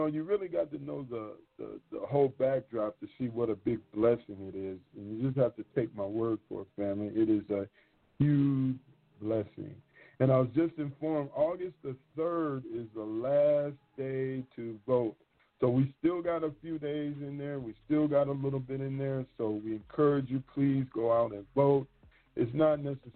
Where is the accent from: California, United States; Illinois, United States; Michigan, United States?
Michigan, United States; I'm from Michigan